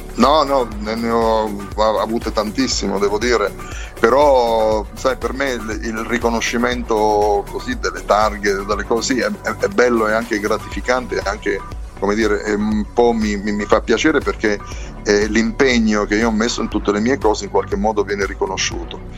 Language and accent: Italian; Penne, Abruzzo, Italy; del mio paese, pennese